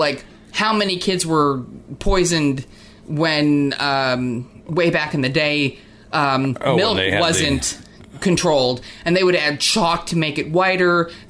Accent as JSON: {"language": "English", "region": "New Jersey", "country": "United States", "said": "And I came from New Jersey, where, like, the liquor stores are like, you know, grocery stores."}